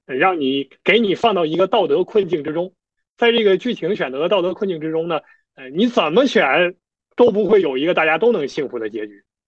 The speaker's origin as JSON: {"language": "Chinese", "country": "China", "said": "我，我作为一个中国人"}